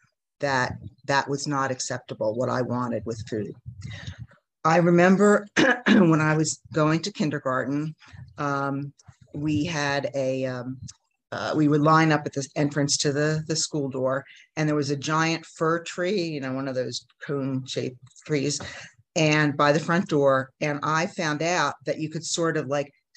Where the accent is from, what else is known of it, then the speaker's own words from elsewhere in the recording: New Jersey, United States; moved away as an adult; now in Mexico; I grew up in New Jersey in the United States